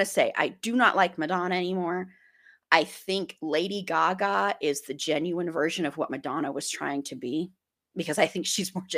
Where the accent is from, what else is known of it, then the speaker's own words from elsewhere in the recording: Colorado, United States; growing up in Colorado